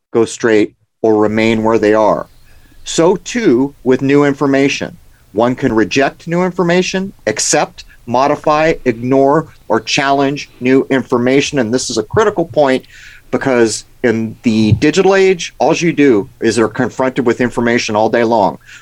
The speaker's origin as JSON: {"language": "English", "town": "San Diego", "region": "California", "country": "United States", "tie": "born or raised there", "said": "I grew up in San Diego"}